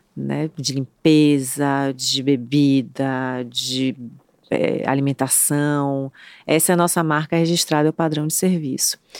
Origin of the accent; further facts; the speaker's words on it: Bahia, Brazil; somos baianos, né, Trancoso, na Bahia